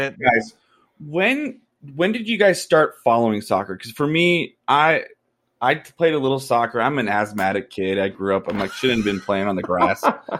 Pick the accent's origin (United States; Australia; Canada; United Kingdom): Canada; I'm also Canadian, so I was also trained not to like soccer.